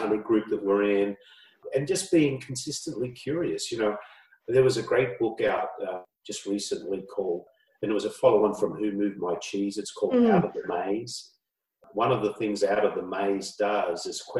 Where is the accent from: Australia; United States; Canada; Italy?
Australia; moved away; I grew up in Australia years ago.